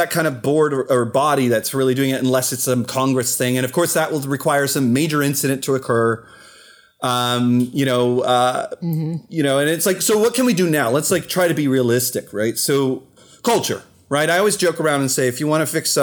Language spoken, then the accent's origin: English; Canada; accent: Canadian; my Canadian accent just came out